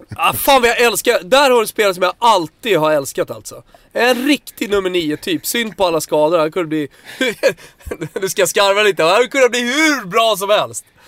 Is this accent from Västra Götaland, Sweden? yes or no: no; Södertälje, Stockholm County, Sweden; jag är, är från Tälje mer eller mindre